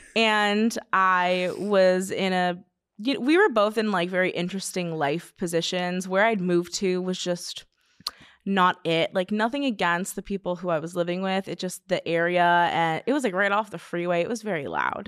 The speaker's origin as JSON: {"language": "English", "town": "Simi Valley", "region": "California", "country": "United States"}